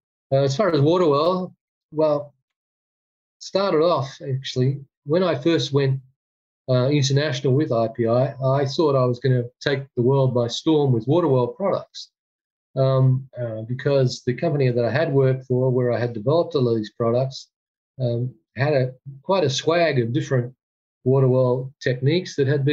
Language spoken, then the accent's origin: English; Perth, Western Australia, Australia; moved away as an adult; now in Bulgaria; Perth, which is my hometown, Perth, Western Australia.